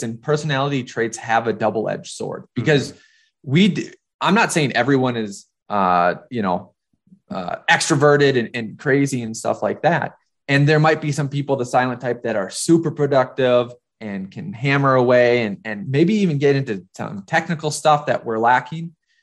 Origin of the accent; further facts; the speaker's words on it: Minnesota, United States; moved away as an adult; also born or lived in North Dakota; now in New York, United States; So it looked like I was coming from North Dakota, which I was, but you know, I was also from Minnesota